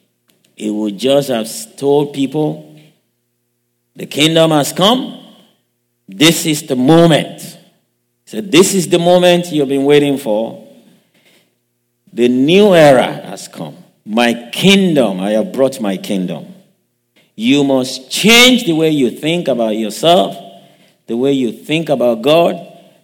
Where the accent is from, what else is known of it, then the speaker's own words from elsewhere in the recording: Western Nigeria, Nigeria; now in United States; I grew up in Nigeria, raised up in the western part of Nigeria